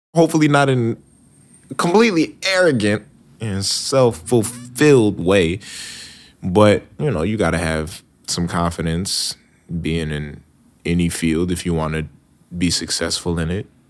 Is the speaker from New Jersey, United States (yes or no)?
yes; Bloomfield, New Jersey, United States; born or raised there; also born or lived in New Brunswick, New Jersey / Princeton, New Jersey / Upper West Side, New York